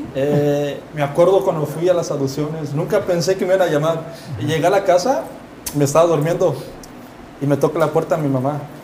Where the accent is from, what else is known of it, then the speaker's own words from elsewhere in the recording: United States; Yo soy de aquí. Pero me, pues, Pues mi, origen es mexicano.